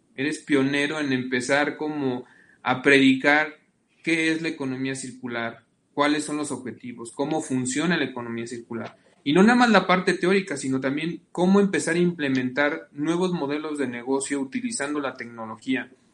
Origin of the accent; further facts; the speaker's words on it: Salamanca, Guanajuato, Mexico; yo soy de Salamanca